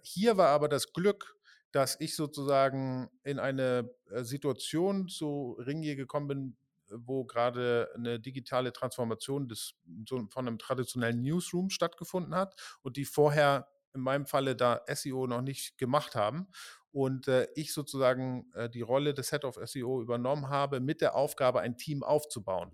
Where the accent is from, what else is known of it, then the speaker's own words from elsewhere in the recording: Pinneberg, Schleswig-Holstein, Germany; also born or lived in Hamburg; now in Berlin, Germany; ich bin in Pinneberg geboren